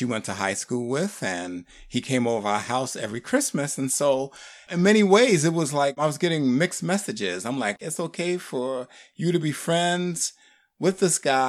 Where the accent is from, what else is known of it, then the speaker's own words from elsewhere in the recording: New York City, New York, United States; Grew up in the Bronx